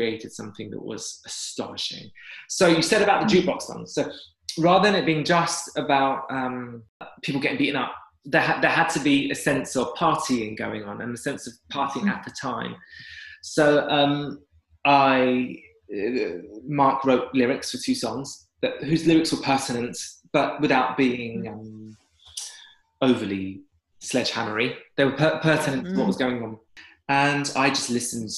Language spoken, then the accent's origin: English; London, United Kingdom; as a Londoner